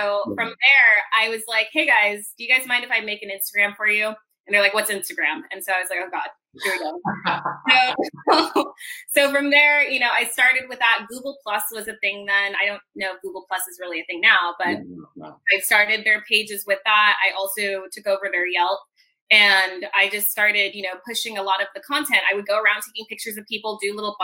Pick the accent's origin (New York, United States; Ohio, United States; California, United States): California, United States; San Diego; I was born and raised in San Diego